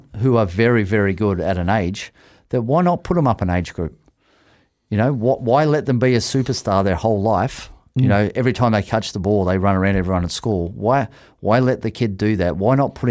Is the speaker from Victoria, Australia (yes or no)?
no; Sydney, New South Wales, Australia; moved away as an adult; now in Auckland, New Zealand; I was 55 kilos playing first 15 in Australia